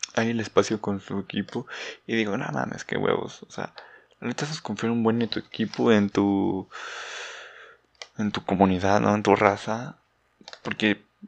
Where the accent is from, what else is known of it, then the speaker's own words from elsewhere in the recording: Mexico; no soy muy conocido en mi país